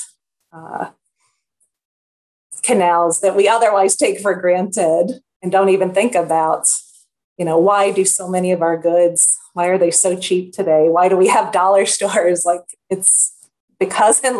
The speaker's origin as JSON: {"language": "English", "country": "United States", "lives_now": "Rochester, United States", "said": "as an American"}